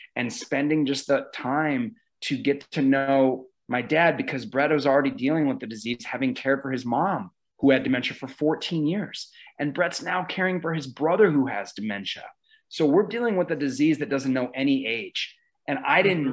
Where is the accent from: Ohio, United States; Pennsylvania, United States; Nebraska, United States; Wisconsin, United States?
Nebraska, United States; Omaha; this place that I grew up and and just looking back, being able to shoot here in my hometown